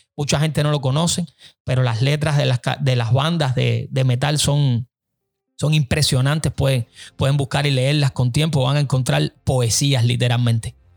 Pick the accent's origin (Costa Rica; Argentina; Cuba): Cuba; now in United States